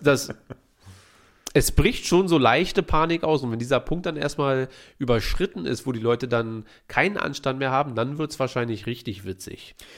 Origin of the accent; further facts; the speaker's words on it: Berlin, Germany; wir sind Berliner